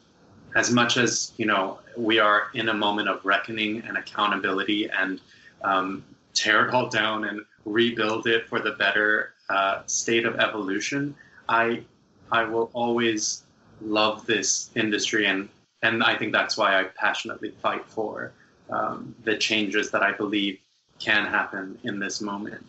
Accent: New York City, New York, United States; my hometown has all of it in my backyard

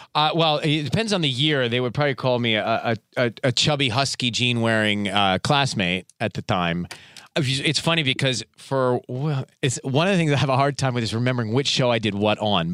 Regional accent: Atlanta, Georgia, United States; So I was born and raised in Atlanta, Georgia

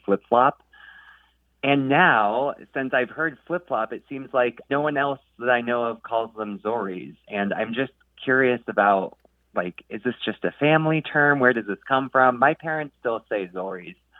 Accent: Sacramento, California, United States; I grew up near Sacramento myself

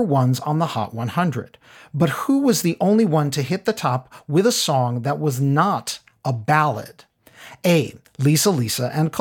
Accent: New York City, New York, United States; as a New Yorker, I am probably more keyed into freestyle than others might be

